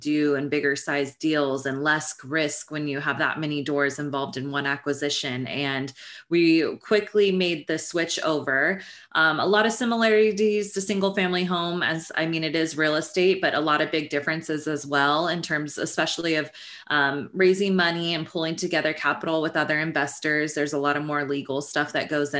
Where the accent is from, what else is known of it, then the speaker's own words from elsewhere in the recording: Northern California, United States; moved away as an adult; now in Los Angeles, United States; I grew up in Northern California and I went to Sacramento State University